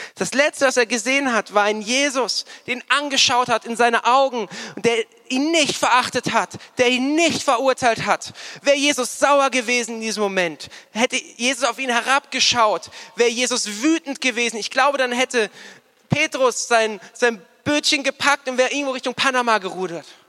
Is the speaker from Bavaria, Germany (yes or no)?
yes; Starnberg, Bavaria, Germany; moved away as an adult; also born or lived in Nuremberg; ich bin in Starnberg aufgewachsen